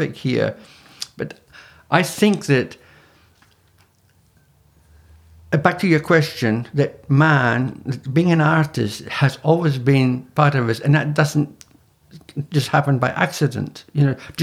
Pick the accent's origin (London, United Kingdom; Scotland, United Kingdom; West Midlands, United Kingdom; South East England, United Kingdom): Scotland, United Kingdom; Scottish Highlands; I'm Scottish, from the Highlands. You know, in Scotland.